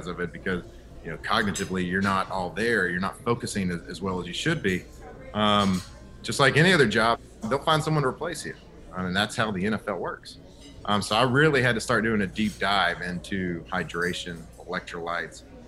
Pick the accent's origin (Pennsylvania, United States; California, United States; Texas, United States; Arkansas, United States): Texas, United States; moved away as an adult; also born or lived in Baton Rouge, Louisiana; I grew up and born and raised in Texas